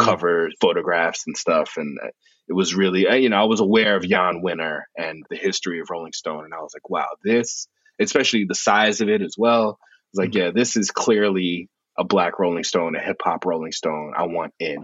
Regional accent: New York City, New York, United States; I grew up in the South Bronx

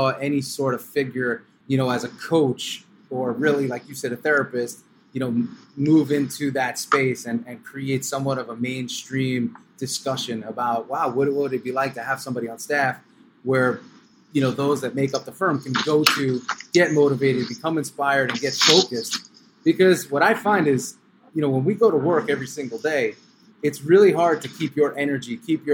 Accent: New York, United States; I was from New York

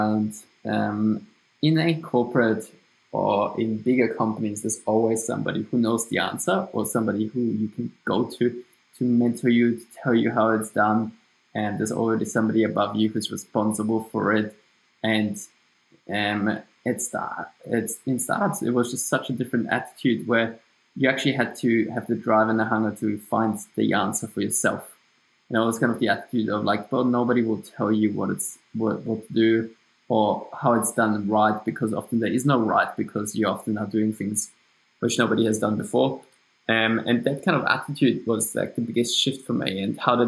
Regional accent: Austria; accent: German; English is a second language; moved away as an adult; now in Australia; So you can hear from my accent that it's German. So I'm from Austria, but I moved to Australia 7-8 years ago.

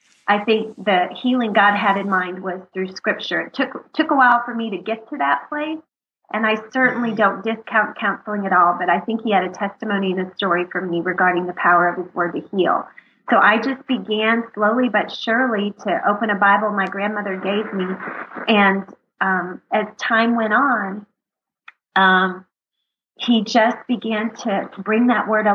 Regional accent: Texas, United States; we're from Texas

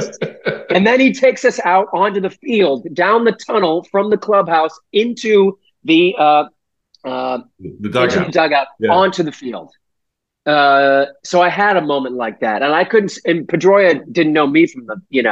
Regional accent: Weymouth, Massachusetts, United States; we're from Weymouth

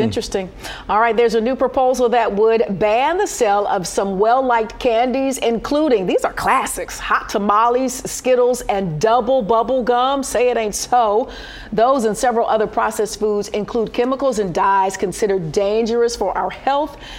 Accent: Detroit, Michigan, United States; I'm from the West Side, and you know everybody's familiar with the the, the mile roads here

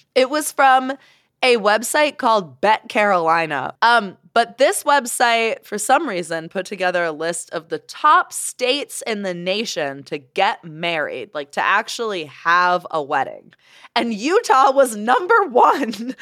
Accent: Canada; now in Salt Lake City, United States; I'm Canadian

